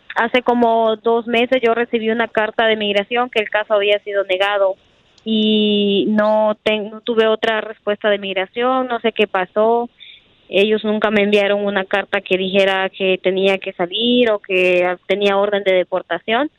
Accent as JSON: {"language": "Spanish", "country": "Honduras", "moved": "as an adult", "lives_now": "United States", "said": "yo soy de Honduras."}